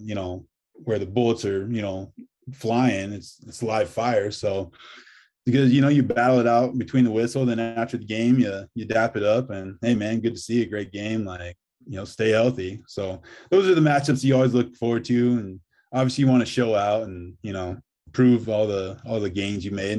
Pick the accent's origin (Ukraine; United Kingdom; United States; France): United States; Cozad, Nebraska; I'm doing insurance here in my hometown of Cozad